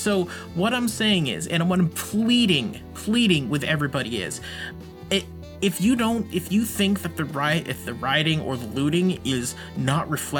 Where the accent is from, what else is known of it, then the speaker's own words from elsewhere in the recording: Massachusetts, United States; I'm from Massachusetts.